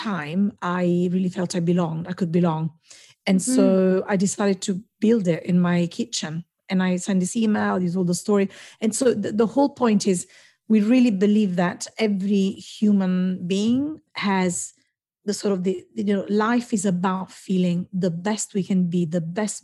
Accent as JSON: {"language": "English", "country": "Italy", "moved": "as an adult", "lives_now": "London, United Kingdom", "said": "I studied in Italy, and I'm from Italy. I've been here 22 years, in this great job, you know, in the city in London."}